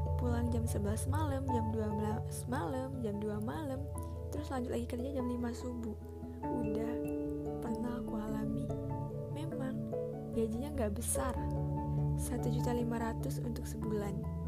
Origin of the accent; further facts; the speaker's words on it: Palembang, South Sumatra, Indonesia; also born or lived in Batam; lahir di Palembang